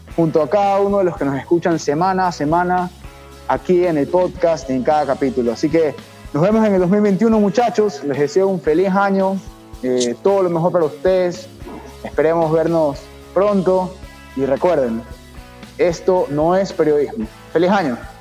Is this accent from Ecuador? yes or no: yes; Ecuador; nosotros como ecuatorianos